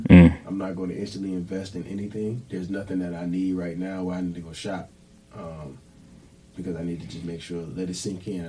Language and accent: English; United States; moved away; Carolina, shout out to my homies and everybody.